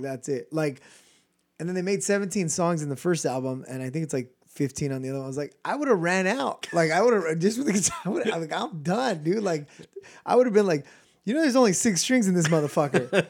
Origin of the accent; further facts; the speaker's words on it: California, United States; we're from California